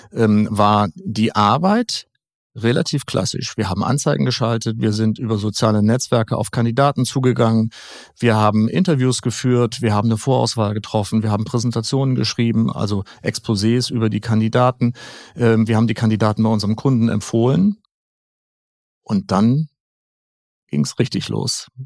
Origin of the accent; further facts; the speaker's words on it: Schleswig-Holstein, Germany; na klar, jeder möchte in mein Heimatland Schleswig-Holstein wunder wunderschön